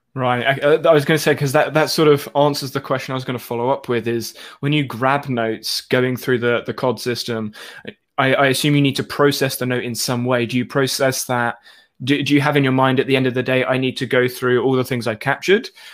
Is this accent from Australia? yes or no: no; United Kingdom; I'm also British